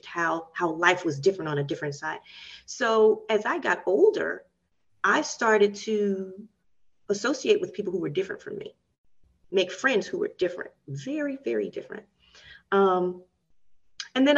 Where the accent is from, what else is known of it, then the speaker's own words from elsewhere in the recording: Nashville, Tennessee, United States; I grew up in Nashville, and there's a lot of history of segregation.